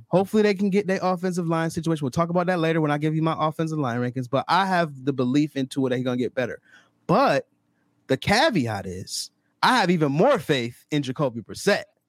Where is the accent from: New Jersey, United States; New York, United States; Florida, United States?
New York, United States; Rochester; I'm from Rochester, New York. I live in Rochester, New York